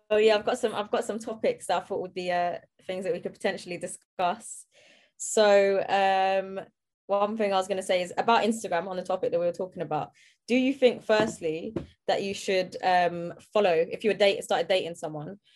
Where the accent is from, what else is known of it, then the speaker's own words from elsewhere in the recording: London, United Kingdom; I'm from South London